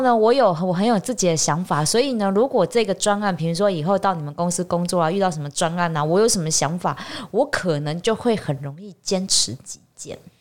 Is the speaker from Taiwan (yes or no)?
yes; Taiwan; 我们台湾人